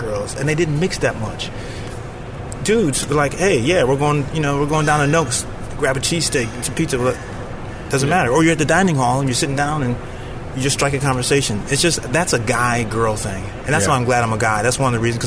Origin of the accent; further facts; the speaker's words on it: Danbury, Connecticut, United States; now in Chicago, United States; I'm from Connecticut.